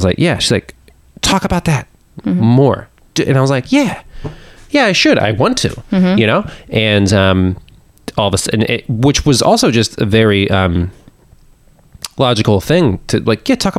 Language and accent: English; Pittsburgh, Pennsylvania, United States; moved away; also born or lived in Austin; I grew up in Pittsburgh, I was in Western Pennsylvania.